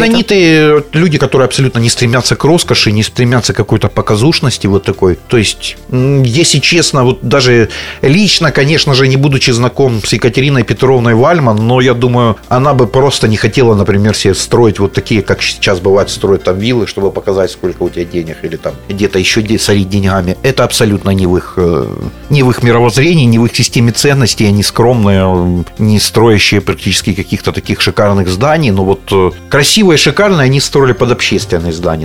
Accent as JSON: {"language": "Russian", "town": "Zaporizhzhia", "region": "Zaporizhzhia Oblast", "country": "Ukraine", "tie": "born or raised there", "said": "я вырос на Верхней Хортице, это мой родной район"}